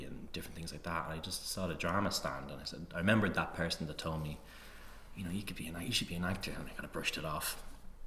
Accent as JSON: {"language": "English", "town": "Tallaght", "region": "Leinster", "country": "Ireland", "tie": "born or raised there", "said": "I grew up in Tallaght"}